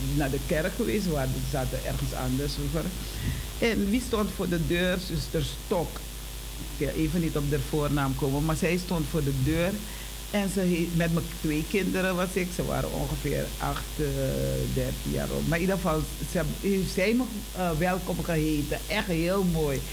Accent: Suriname; wij als Surinamers

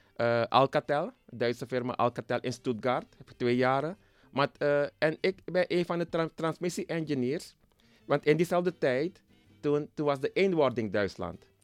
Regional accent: Nickerie, Suriname; now in Switzerland; ik kom oorspronkelijk uit Nikeri

